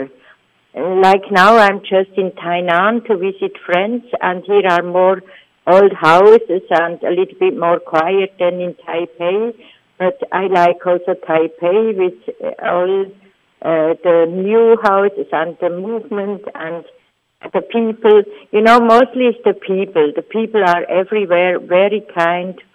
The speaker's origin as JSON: {"language": "English", "country": "Switzerland", "said": "I am from Switzerland. It's a very small country among Europe"}